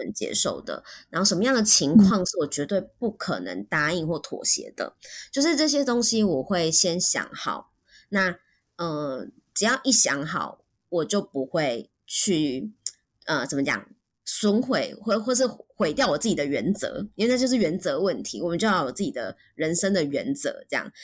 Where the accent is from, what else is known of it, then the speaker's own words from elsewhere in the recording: Taiwan; first language Mandarin Chinese; 我们在台湾都是用母语跟，就是用，用中文跟身边的朋友对话